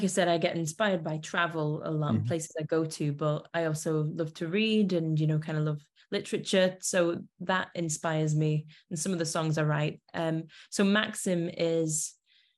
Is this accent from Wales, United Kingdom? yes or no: no; Manchester, North West England, United Kingdom; born and raised. So kind of always, well, I've done a lot of traveling, but I always come back, yeah, to Manchester